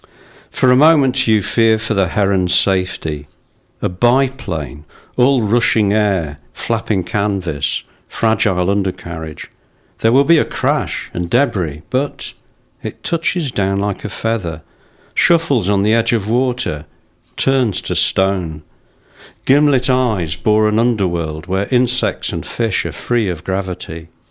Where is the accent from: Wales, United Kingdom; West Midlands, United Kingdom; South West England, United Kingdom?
Wales, United Kingdom; I mean, I'm Welsh and I'm thinking, why hasn't he got a Welsh voice?